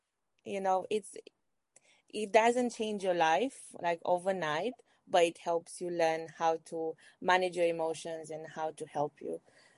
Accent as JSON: {"language": "English", "country": "Romania", "said": "I'm from Romania."}